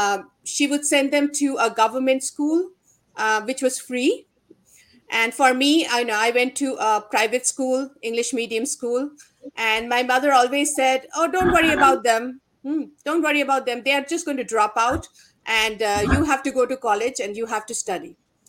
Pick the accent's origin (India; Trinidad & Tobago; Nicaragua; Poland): India; moved away; So when I was growing up in India, I grew up in a middle-class Bengali household